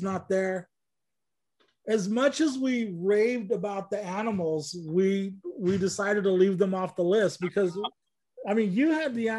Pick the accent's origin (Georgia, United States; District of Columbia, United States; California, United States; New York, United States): California, United States; Bakersfield; being a Mexican kid growing up in Bakersfield